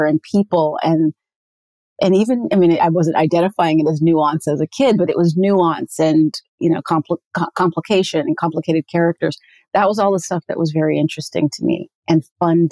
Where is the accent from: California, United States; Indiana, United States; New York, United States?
California, United States; Santa Monica; I grew up in Santa Monica, California, beach baby.